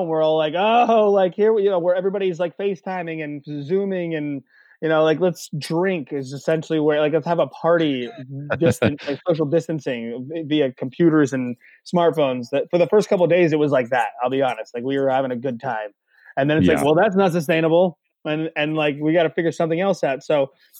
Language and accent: English; Lewisburg, Pennsylvania, United States; I'm in my hometown of Lewisburg, PA.